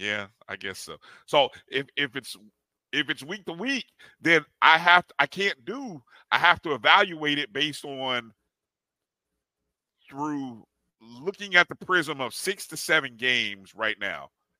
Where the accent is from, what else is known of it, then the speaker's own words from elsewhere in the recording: Indianapolis, Indiana, United States; the beautiful city of Indianapolis, Indiana, my hometown.